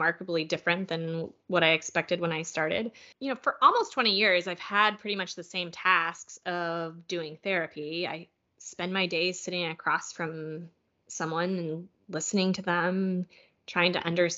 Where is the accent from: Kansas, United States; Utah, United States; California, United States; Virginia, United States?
Kansas, United States; I went to the Salina Regional Health Center in my hometown of Kansas